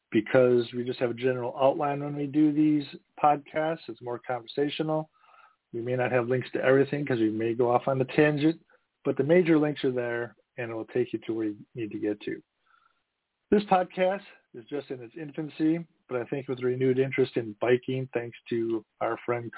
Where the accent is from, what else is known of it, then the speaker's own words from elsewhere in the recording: Midwest, United States; also born or lived in East Coast, United States; although I grew up in the Midwest for about 30 years, lived on the East Coast for 20 years, and came back here